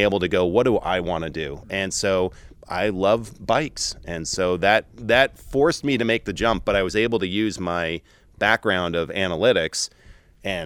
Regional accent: New York, United States; moved away as an adult; also born or lived in Portland, Oregon; born and raised in New York

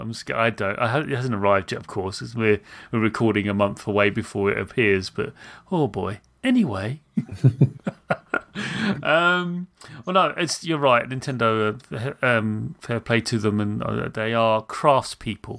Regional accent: United Kingdom; I'm British

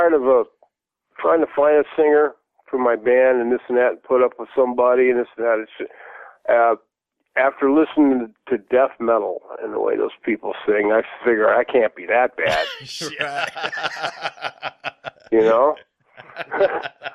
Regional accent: Pasadena, California, United States; now in Cannes, France; I'm from Pasadena

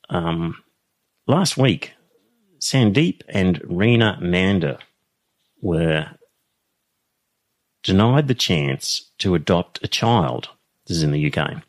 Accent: Australia; it didn't conflict with being raised Australian

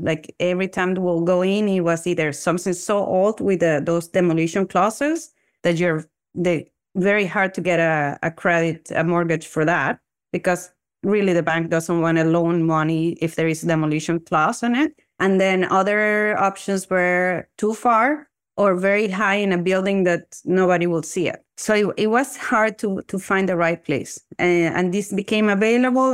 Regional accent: Venezuela; moved away as an adult; now in Toronto, Canada; I'm originally from Venezuela, and I actually graduated from dental school back then in 2005 from the Central University of Venezuela. And then I moved to Canada

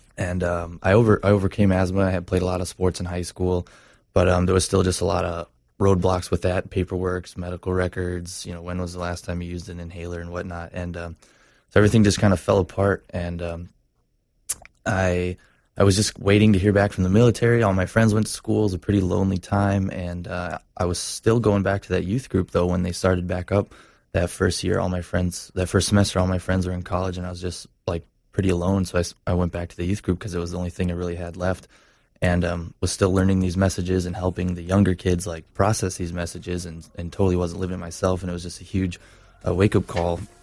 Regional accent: Stevens Point, Wisconsin, United States; moved away; also born or lived in Orlando; this is up in Wisconsin where I grew up

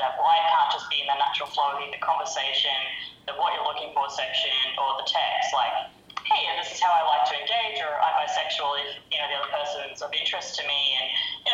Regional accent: Australia; it's informal Aussie slang type thing

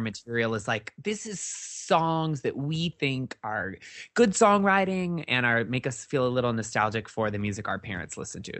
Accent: Midwest, United States; moved away; also born or lived in Northwest Iowa; I'm from the Midwest.

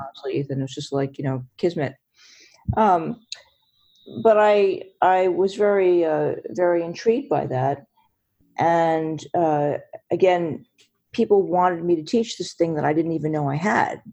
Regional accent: New York, United States; I'm from New York

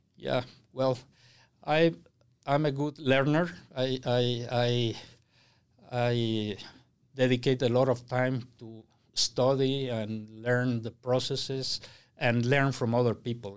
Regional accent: Mexico City, Mexico; moved away; I was born and raised in Mexico City

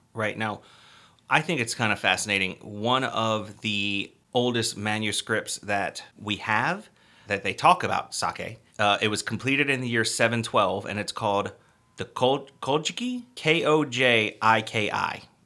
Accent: United States; we are from America, or the United States of America, more specifically

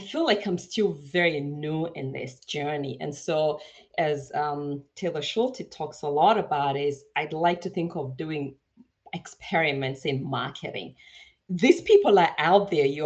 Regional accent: Kenya; moved away as an adult; now in United States; So I was born in Kenya. I grew up in a little city just outside of the city. And I came to the U.S. to actually go to college.

